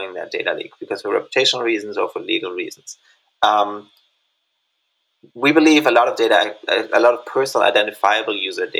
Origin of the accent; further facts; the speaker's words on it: Germany; moved away; also born or lived in Indonesia; My home country of Germany